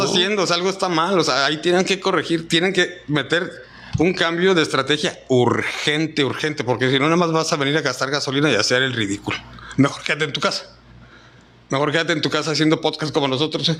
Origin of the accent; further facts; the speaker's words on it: Reynosa, Tamaulipas, Mexico; also born or lived in Chihuahua; Yo en Chihuahua nada más nací a los ocho meses, me trajeron para Reynosa, o ni modo que, diga, que, diga, que yo diga que soy de Chihuahua, no, canijo, yo nada más nací allá, pero yo soy de aquí de Reynosa